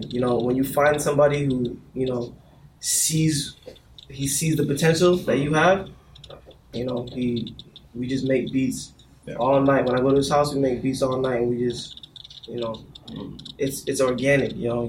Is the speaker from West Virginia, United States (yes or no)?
no; Florida, United States; also born or lived in Boston, Massachusetts, United States; I was born in Boston, but I came down to Florida when I was 3 because my mom wanted to get away from the cold to the hot